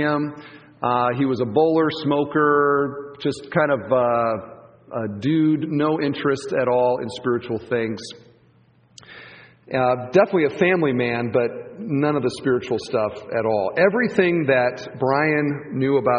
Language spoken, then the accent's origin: English; Cedar Falls, Iowa, United States; I grew up in Cedar Falls, Iowa.